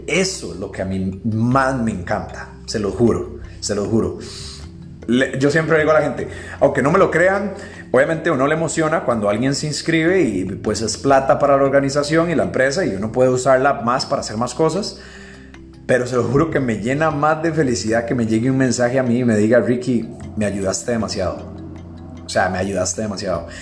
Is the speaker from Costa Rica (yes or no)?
yes; Costa Rica; yo pues soy de Costa Rica